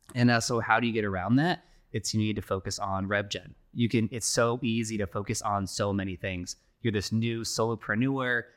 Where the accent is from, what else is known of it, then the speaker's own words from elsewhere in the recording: Phoenix, Arizona, United States; we're born and raised in Phoenix here.